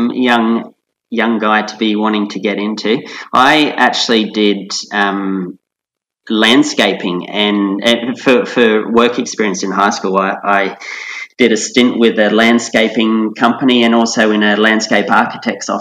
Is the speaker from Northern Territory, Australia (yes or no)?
no; Central Coast, New South Wales, Australia; I was a teenager of the 90s, and growing up on the Central Coast too.